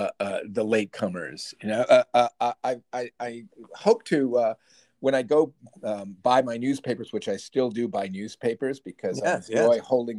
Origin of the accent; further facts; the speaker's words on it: Northern Illinois, United States; also born or lived in Southern California; now in Hunter, New York, United States; I was born and raised in Northern Illinois, where winter weather makes New York seem temperate.